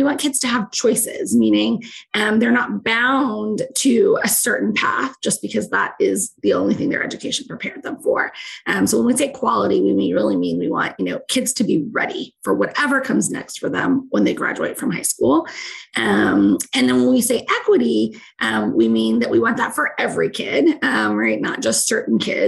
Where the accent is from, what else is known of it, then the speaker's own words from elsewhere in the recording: Alice, Texas, United States; I was not from Houston. I was from South Texas